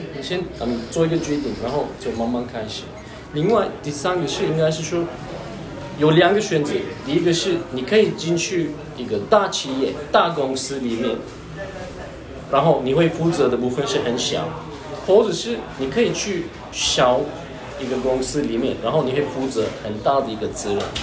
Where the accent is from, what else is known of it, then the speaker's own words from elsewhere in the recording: Turkey; first language Turkish; Chinese is a second language; moved away as an adult; now in Taiwan; 我是来自土耳其，然后我就在台湾十一年了。然后我是，呃，二零一零年第一，首一次来台湾。那个时候我的，来台湾的目的是学中文